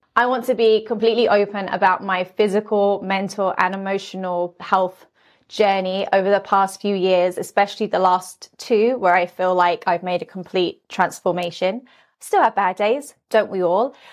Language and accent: English; London, United Kingdom; now in Las Vegas, United States; I'm originally from London, but now I live in Las Vegas.